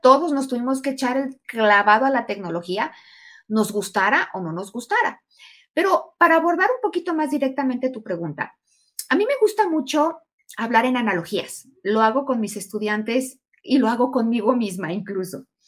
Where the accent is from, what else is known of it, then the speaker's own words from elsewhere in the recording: Mexico; also born or lived in Aguascalientes, Mexico; fui la única mexicana en la Comisión Internacional para los Futuros de la Educación